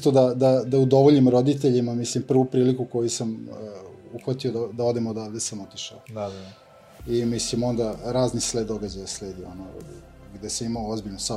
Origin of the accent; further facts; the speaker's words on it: Zrenjanin, Vojvodina, Serbia; imam 30 godina, iz Renjanina sam